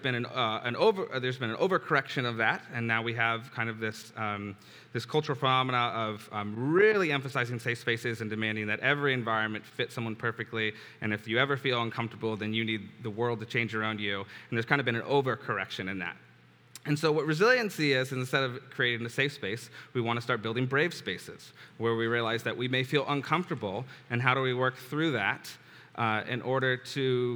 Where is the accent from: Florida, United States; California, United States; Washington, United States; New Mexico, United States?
California, United States; San Diego; I was born and raised here in San Diego